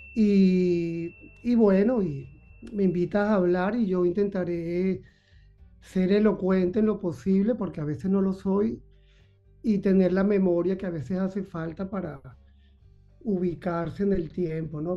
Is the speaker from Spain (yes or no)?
no; Caracas, Capital District, Venezuela; mi niñez transcurrió en Caracas, yo nací en Caracas